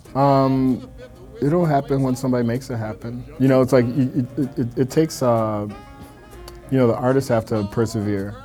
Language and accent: English; Milwaukee, Wisconsin, United States; moved away as an adult; now in New York, United States; born and raised in Milwaukee, Wisconsin